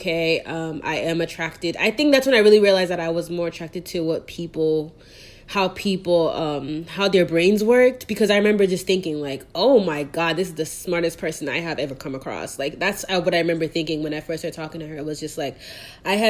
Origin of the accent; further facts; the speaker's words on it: Nigeria; now in Texas, United States; as a Nigerian, I know what that means culturally